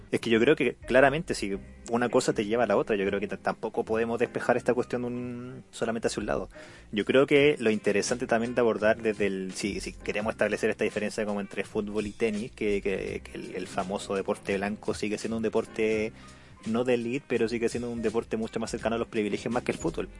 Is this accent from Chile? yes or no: yes; Chile